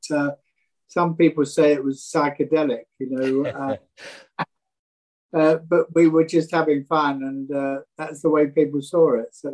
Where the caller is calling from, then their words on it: south of France, France; Down in the south of France.